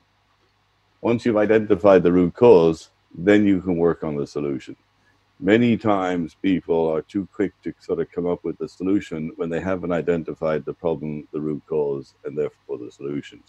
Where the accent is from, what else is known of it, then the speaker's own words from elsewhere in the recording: Dublin, Leinster, Ireland; moved away as an adult; Really enjoyed my youth, really enjoyed growing up in Dublin